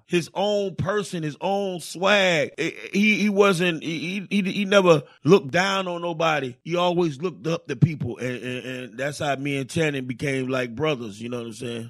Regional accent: Miami, Florida, United States; Growing up in Miami

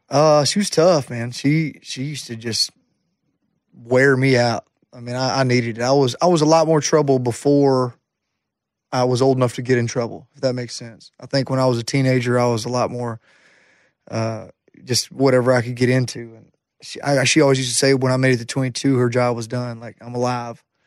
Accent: Jacksonville, Alabama, United States; Jacksonville State University was my hometown college.

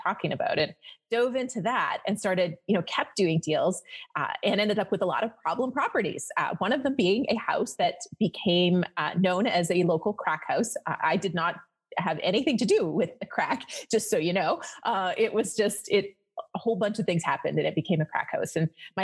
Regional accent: Canada; moved away as an adult; now in Las Vegas, United States; I'm Canadian.

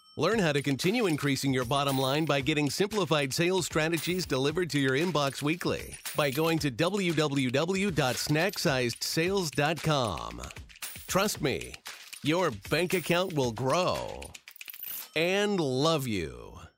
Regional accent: South Louisiana, United States; moved away; I grew up in Louisiana and South Louisiana specifically

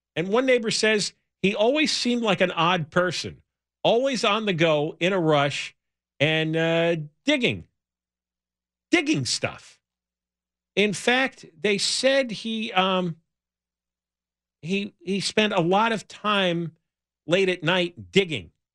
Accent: New York area, New Jersey, United States; moved away; I grew up in the New York area, New Jersey

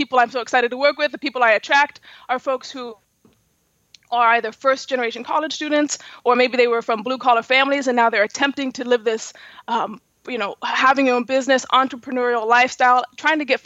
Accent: Seattle, Washington, United States; now in San Francisco, United States; I'm from Seattle, and I actually moved away from Seattle

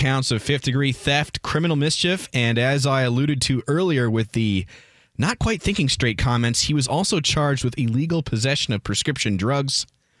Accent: Iowa City, Iowa, United States; What star from the hit television show Melrose Place was born in my hometown of Iowa City?

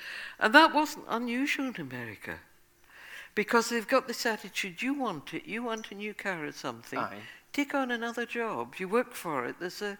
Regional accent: Scotland, United Kingdom; now in United States; I would say I was from England because he didn't know where Scotland was. And they say, how long have you been here in the States? I say, 2 years.

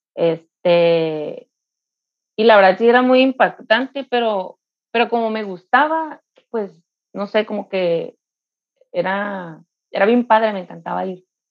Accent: Mexicali, Baja California, Mexico; soy de Mexicali

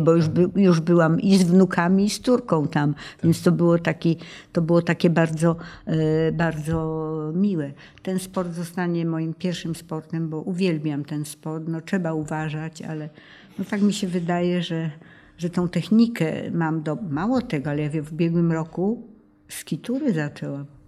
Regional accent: Tarnów, Lesser Poland, Poland; born or raised there; also born or lived in Zhovkva, Ukraine / Krynica Górska

